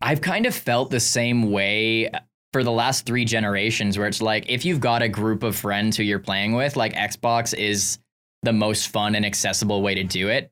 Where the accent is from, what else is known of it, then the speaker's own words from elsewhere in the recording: Canada; I'm from Canada